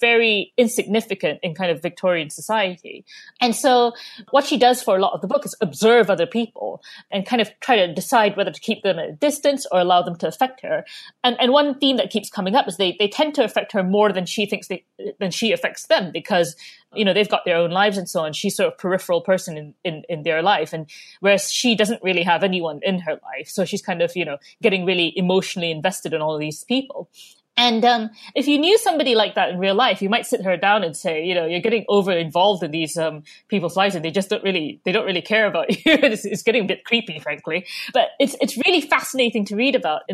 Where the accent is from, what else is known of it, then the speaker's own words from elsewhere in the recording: Malaysia; moved away as an adult; now in United Kingdom; I grew up in Malaysia, and I didn't have any libraries nearby, really